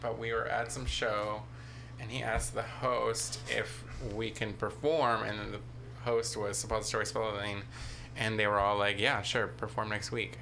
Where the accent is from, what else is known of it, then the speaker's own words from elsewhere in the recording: Daly City, California, United States; Daly City